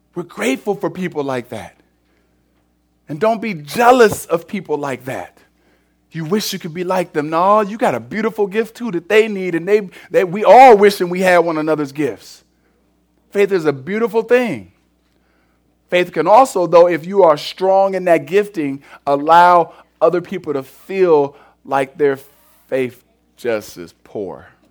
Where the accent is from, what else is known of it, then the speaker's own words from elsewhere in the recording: Cleveland, Ohio, United States; I'm from Cleveland